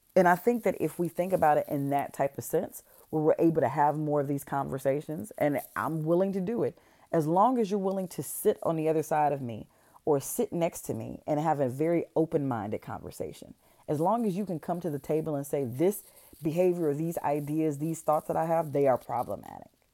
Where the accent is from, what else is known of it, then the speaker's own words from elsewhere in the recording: Detroit, Michigan, United States; moved away; I'm from Detroit